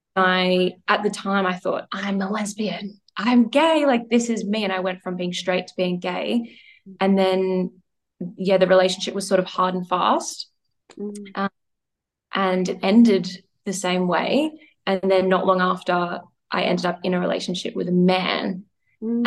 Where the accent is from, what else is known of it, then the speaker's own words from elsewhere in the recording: Melbourne, Victoria, Australia; moved away as an adult; now in Sydney, Australia; I am from Melbourne